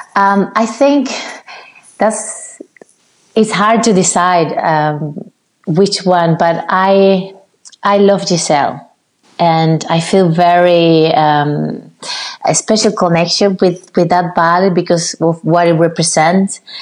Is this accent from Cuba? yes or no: yes; Cuba; moved away; also born or lived in Havana, Cuba; I did five years in my hometown